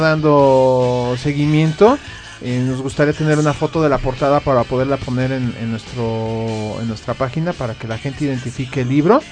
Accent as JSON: {"language": "Spanish", "country": "Mexico", "said": "nosotros como mexicanos"}